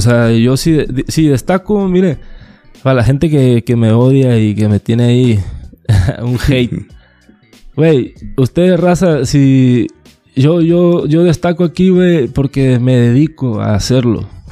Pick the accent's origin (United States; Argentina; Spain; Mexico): Mexico; La Paz, Baja California Sur; yo nací en La Paz